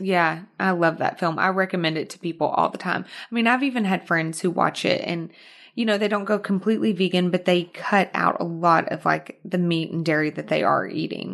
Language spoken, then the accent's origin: English; Arkansas, United States; accent: Arkansas; moved away as an adult; also born or lived in Houston, Texas / New York; now in Los Angeles, United States; I was born in Houston, but I was raised in Arkansas